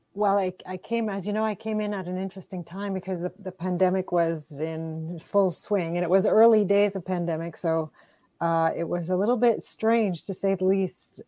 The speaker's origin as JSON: {"language": "English", "town": "Timmins", "region": "Ontario", "country": "Canada", "moved": "yes", "lives_now": "Windsor, Canada", "said": "I'm originally from Timmins"}